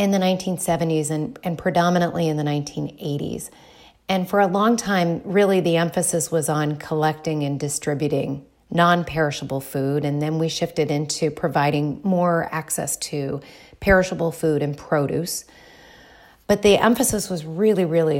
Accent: Dayton, Ohio, United States; moved away; also born or lived in Bloomington, Indiana; I am originally from Dayton, Ohio

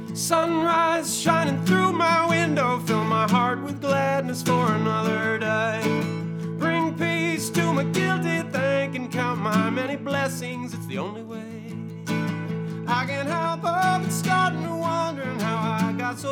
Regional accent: Connecticut, United States; moved away as an adult; also born or lived in Louisiana; now in Massachusetts, United States; I grew up in Connecticut, so it's not like I don't know about the cold, but the 2 years I spent in Louisiana ruined me.

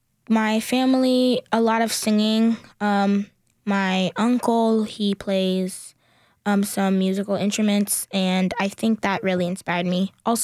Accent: Newark, New Jersey, United States; moved away; also born or lived in Union, New Jersey; I'm originally from Newark, New Jersey, and I moved to Union, New Jersey.

